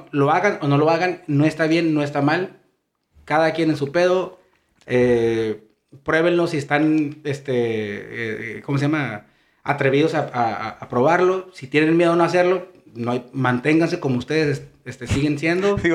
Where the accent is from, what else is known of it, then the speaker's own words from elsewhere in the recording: Mexico; Por tabú, porque somos mexicanos.